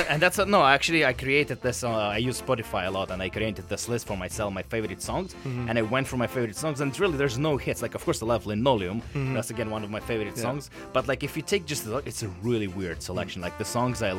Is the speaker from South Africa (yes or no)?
no; Russia; now in Vancouver, Canada; growing up in Russia